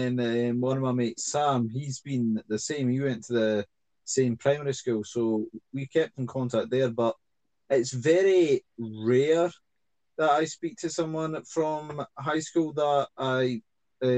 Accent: Scotland, United Kingdom; accent: Scottish; my Scottish accent

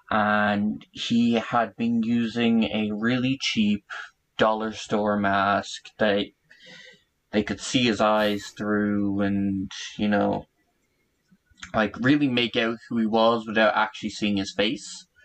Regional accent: Ireland; accent: Irish; now I project a lot of like my Irish accent and whatnot, but if you talk to any Irish person, I don't have an accent. And I'm what my mother would say Americanized because of the oh, colloquialism terms I use and whatnot.

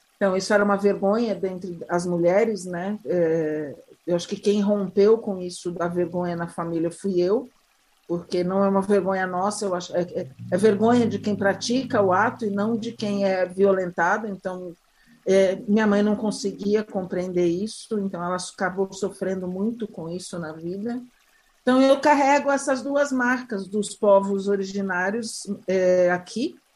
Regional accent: Pantanal of Mato Grosso, Brazil; nasci há 56 anos é, no Pantanal Mato Grossense, no extremo oeste do Pantanal

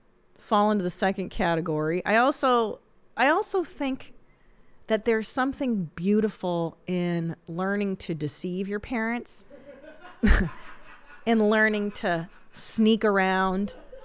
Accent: Canada; I'm from Canada.

